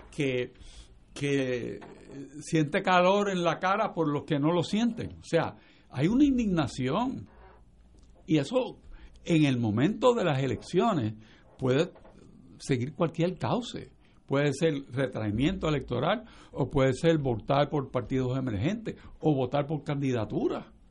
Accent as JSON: {"language": "Spanish", "country": "Puerto Rico"}